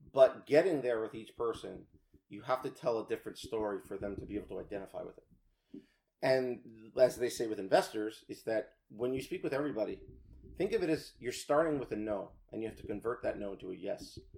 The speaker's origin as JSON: {"language": "English", "area": "Rockland County", "region": "New York", "country": "United States", "tie": "born or raised there", "also_born_or_lived": "New City, New York / Haverstraw, New York", "said": "I grew up in Rockland County, right across the uh, border there, and into New York"}